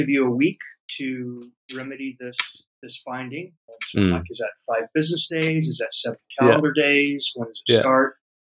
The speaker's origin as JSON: {"language": "English", "country": "United States", "moved": "as an adult", "lives_now": "Porto, Portugal", "said": "So I am from the United States. I moved here in August of 21."}